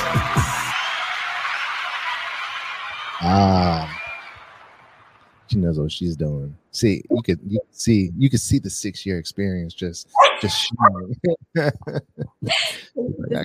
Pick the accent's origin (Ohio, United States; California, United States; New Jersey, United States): California, United States; Bay Area; now in Las Vegas, United States; So I'm from the Bay Area. Right. So San Francisco, Oakland area. Right. Shout out Fairfield.